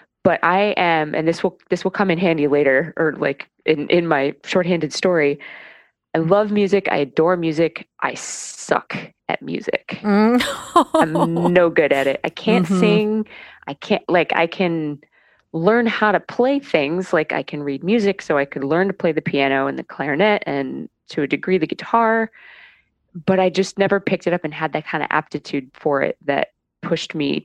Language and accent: English; North Canton, Ohio, United States; up in North Canton, Ohio, a few forays into other places, but mostly grew up in Ohio